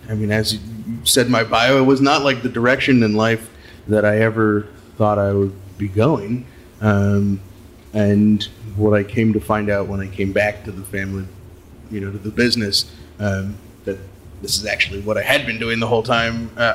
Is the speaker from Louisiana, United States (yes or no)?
no; Sonoma, California, United States; growing up in Sonoma in the 80s and 90s